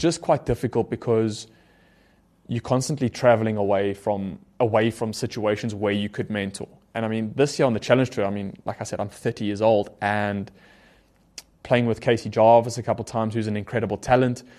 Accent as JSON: {"language": "English", "country": "South Africa", "tie": "born or raised there", "said": "growing up in South Africa"}